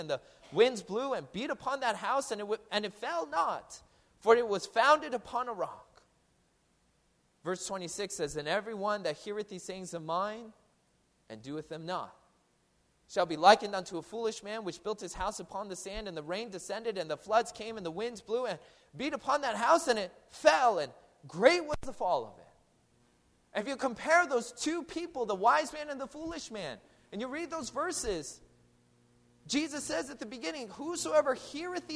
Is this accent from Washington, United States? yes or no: yes; Seattle, Washington, United States; now in New Jersey, United States; I'm from Seattle